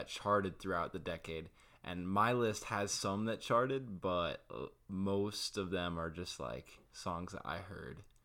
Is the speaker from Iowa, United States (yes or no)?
yes; Iowa, United States; moved away; I am from Iowa